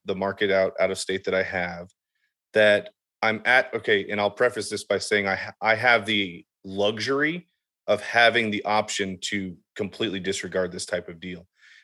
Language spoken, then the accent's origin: English; Southern Indiana, United States; I grew up in Southern Indiana